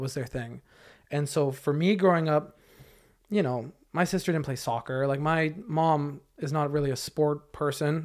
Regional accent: Camarillo, California, United States; I grew up in Camarillo

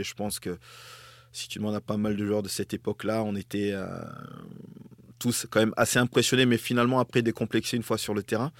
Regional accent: Grande-Synthe, Hauts-de-France, France; also born or lived in Dunkirk / Togo; je suis né à Dunkerque. Mes parents m'ont conçu à Brédune, euh, qui est pas très loin dans, le nord

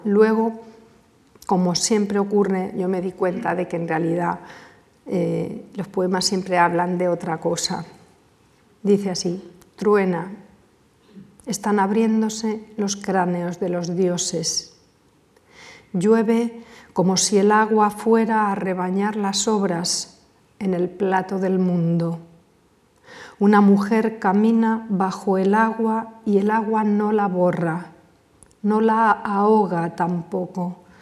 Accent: Cáceres, Extremadura, Spain; desde mi infancia, desde las ferias en Cáceres, cuando bajábamos a ver los fuegos a la Plaza Mayor

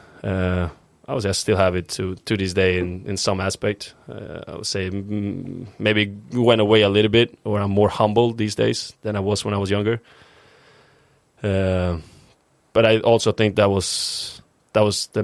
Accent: Uppsala, Uppsala County, Sweden; English is a second language; moved away as an adult; also born or lived in Östersund, Sweden / Stockholm, Sweden; we moved to my current town and where I believe is my hometown and where I grew up in Uppsala.

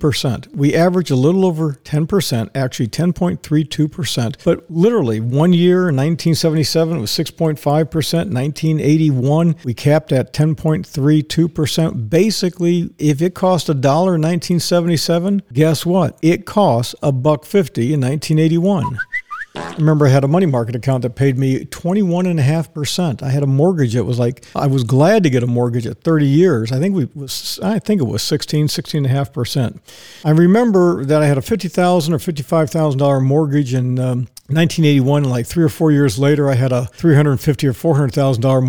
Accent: Ocala, Florida, United States; I said, Ocala.

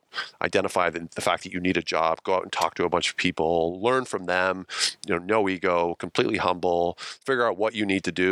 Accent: Ontario, Canada; moved away as an adult; also born or lived in British Columbia; I grew up in Ontario

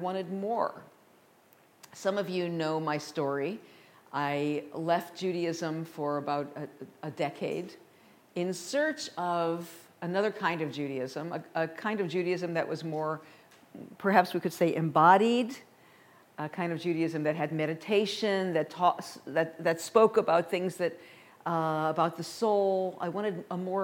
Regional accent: St. Louis, Missouri, United States; now in Colorado, United States; I was raised in the Midwest in St. Louis

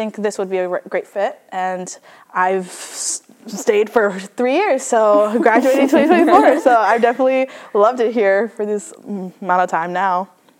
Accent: Honolulu, Hawaii, United States; moved away as an adult; now in Oregon, United States; I am originally from Honolulu, Hawaiʻi, so I am a townie on Oahu.

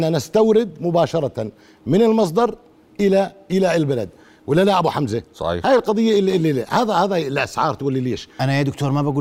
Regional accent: Egypt; كم صيدلي بيعمل هيك كمصريين ما ما في صيادله بيعملوا هيك

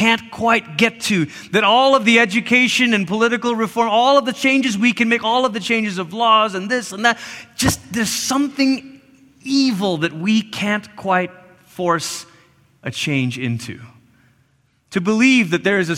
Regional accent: Malaysia; now in United States; I grew up in Malaysia.

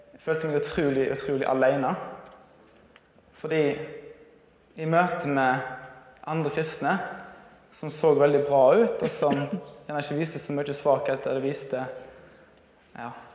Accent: Moss, Østfold, Norway; moved away; jeg bodde hjemme på Moss

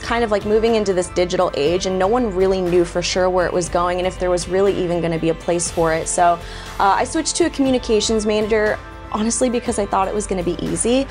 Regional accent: Sacramento, California, United States; moved away as an adult; also born or lived in San Francisco Bay Area, California / Los Angeles area, California; now in Texas, United States; was born in the Bay Area and grew up really in the Sacramento suburbs, so the capital of California.

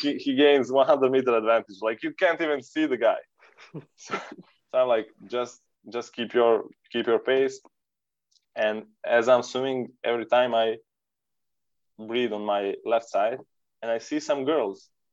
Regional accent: Serbia; We are from Serbia

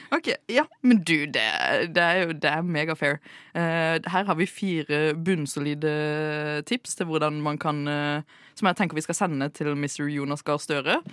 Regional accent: Sørlandet, Agder, Norway; som sørlending

